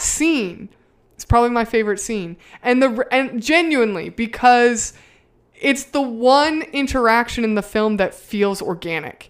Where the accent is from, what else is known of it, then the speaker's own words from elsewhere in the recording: the South, United States; I'm from the South